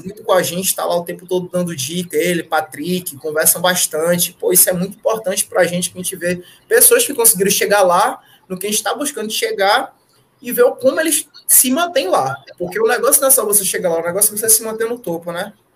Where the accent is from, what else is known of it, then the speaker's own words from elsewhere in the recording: Fortaleza, Ceará, Brazil; moved away as an adult; now in Natal, Brazil; Eu não sou daqui, eu sou de Fortaleza. Eu cresci em Fortaleza, sou de lá, nasci lá, cresci lá, me criei